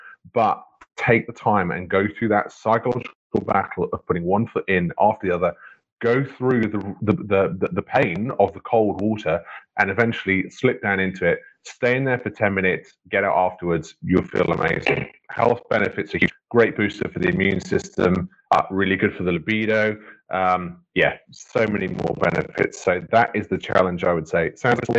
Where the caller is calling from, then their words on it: Wales, United Kingdom; So I'm in West Wales at the moment.